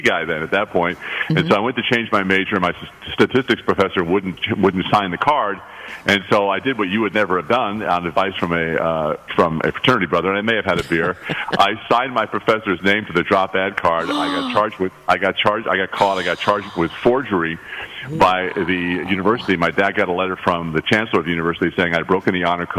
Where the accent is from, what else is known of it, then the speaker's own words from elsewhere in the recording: Garden City, New York, United States; moved away; also born or lived in Raleigh, North Carolina; I grew up on Long Island